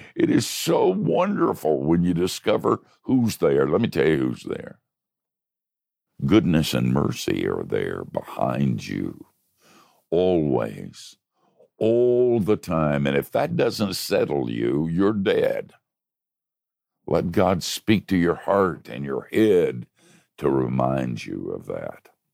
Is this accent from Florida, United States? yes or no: yes; Oviedo, Florida, United States; my hometown of Oviedo